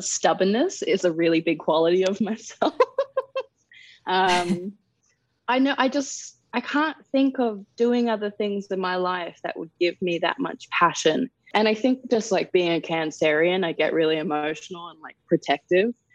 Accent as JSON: {"language": "English", "town": "Darwin", "region": "Northern Territory", "country": "Australia", "tie": "born or raised there", "also_born_or_lived": "England", "moved": "yes", "said": "I grew up in Darwin. Uh, that's where, I'm from"}